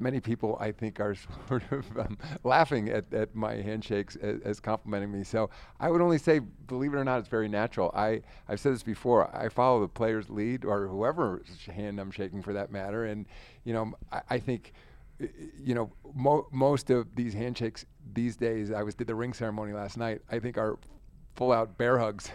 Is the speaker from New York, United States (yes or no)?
yes; Rye, New York, United States; I'm from Ryan, New York.